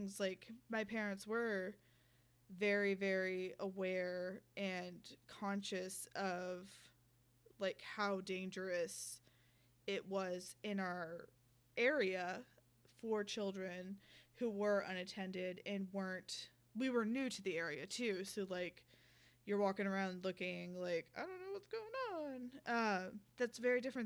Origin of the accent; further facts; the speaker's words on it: Little Rock, Arkansas, United States; now in Los Angeles, United States; I grew up in Little Rock, Arkansas